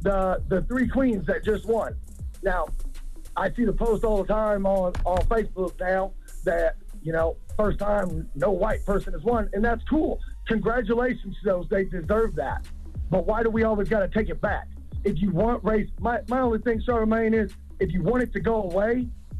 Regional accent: Chicago, Illinois, United States; Now, I'm from Chicago, and by all means, I'm not racist

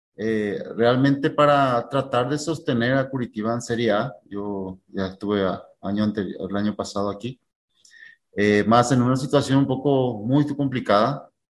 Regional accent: Paraguay; now in Brazil

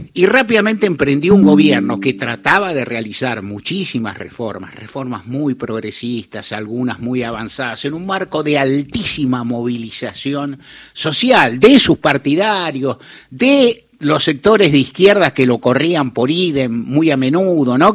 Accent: Argentina; algunos argentinos, muchos, que éramos jóvenes todavía

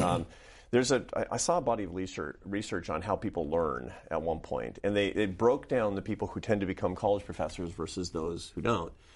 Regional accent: Seattle, Washington, United States; I grew up in Seattle, Washington.

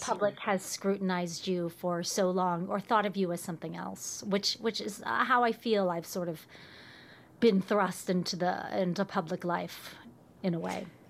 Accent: Richmond, Virginia, United States; moved away; I come from Richmond, Virginia

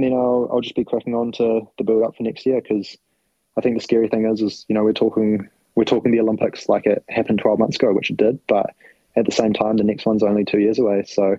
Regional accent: New Zealand; I'm a Kiwi, Frankie. I'll put it that way.

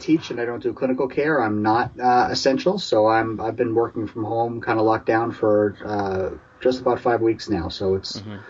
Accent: New York City, New York, United States; now in Boston, United States; I grew up in New York City, so I had a little bit of a close proximity to …'s music growing up.

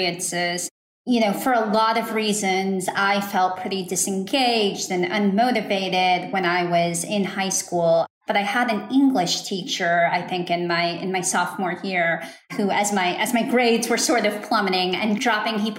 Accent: Dallas, Texas, United States; I grew up in Dallas, Texas, and attended a school in a suburb here

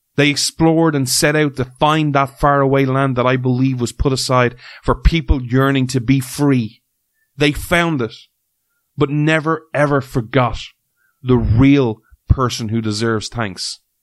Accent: Ireland; as someone who's grown up in Ireland who has had rain pretty much nearly in some way, shape, or form every day of his life

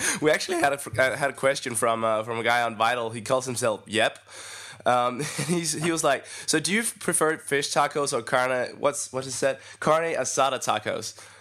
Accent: Denmark; English is a second language; I'm from Denmark

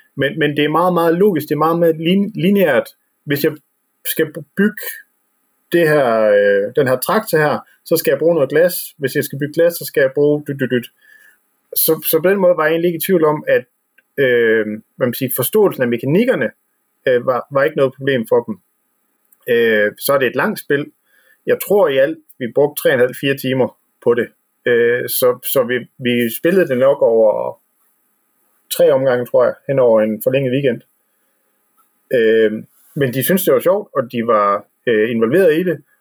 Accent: West Jutland, Denmark; vi er vestjyder herude

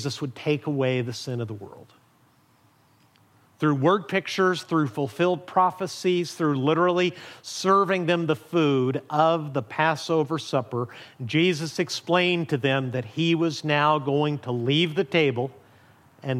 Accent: Amarillo, Texas, United States; I was born in Amarillo

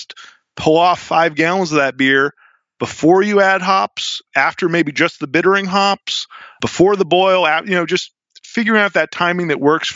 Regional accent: New England, United States; I'm from New England

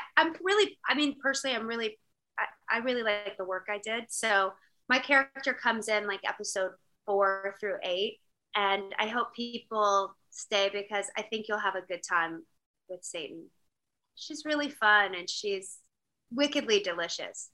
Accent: Virginia, United States; also born or lived in North Dakota; I'm not really from North Dakota. I was just born there. Just born there. For the record, I'm a Virginia girl.

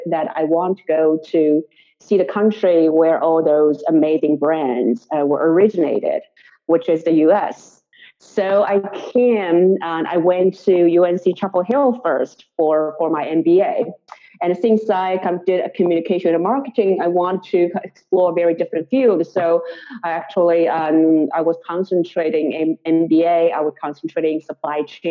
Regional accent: Shanghai, China; moved away as an adult; now in New York, United States; I'm native Chinese from Shanghai

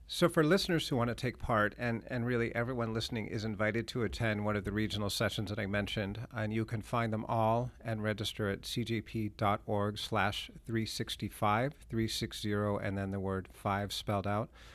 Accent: Lexington, Massachusetts, United States; I grew up in Lexington.

